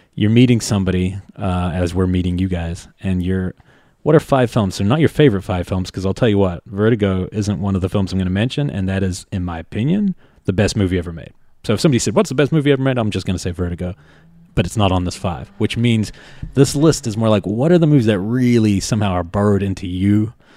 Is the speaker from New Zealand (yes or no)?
yes; New Zealand; moved away; I grew up in New Zealand